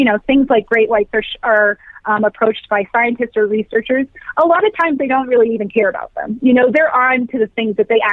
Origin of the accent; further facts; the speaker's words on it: Virginia, United States; now in Colorado, United States; I grew up in Virginia